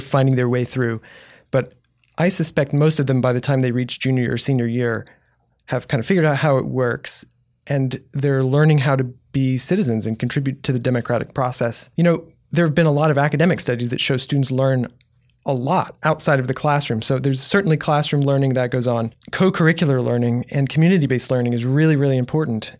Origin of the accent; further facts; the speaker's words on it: Houston, Texas, United States; also born or lived in New Braunfels; now in San Marcos, United States; I grew up in Houston